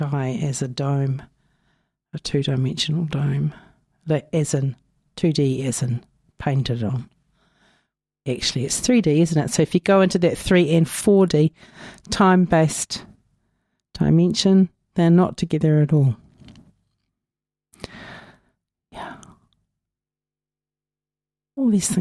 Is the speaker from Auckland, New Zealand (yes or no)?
no; Napier, Hawke's Bay, New Zealand; now in Dunedin, New Zealand; My hometown of Ahuriri is flooded again